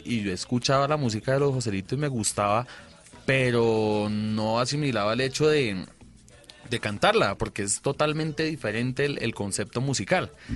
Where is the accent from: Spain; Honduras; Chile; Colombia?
Colombia; Bucaramanga, Santander; De Bucaramanga todos somos